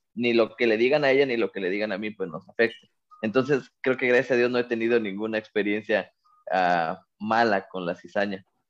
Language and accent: Spanish; Cuautla, Morelos, Mexico; también soy paisano y soy de Cuautla